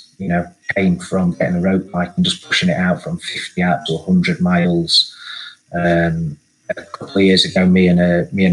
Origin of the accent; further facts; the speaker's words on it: Sheffield, Yorkshire and the Humber, United Kingdom; being a kid growing up in Sheffield in sort of the early 80s